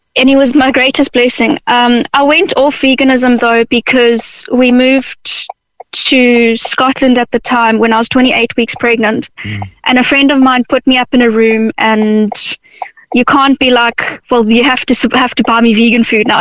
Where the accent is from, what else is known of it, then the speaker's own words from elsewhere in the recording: South Africa; now in Ireland; I'm initially from South Africa